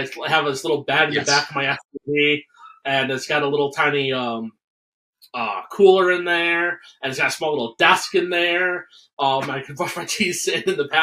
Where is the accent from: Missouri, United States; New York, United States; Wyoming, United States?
New York, United States; Binghamton; also born or lived in Norwich, New York; I grew up in Binghamton, which is a larger city, which is slightly southwest of where I live now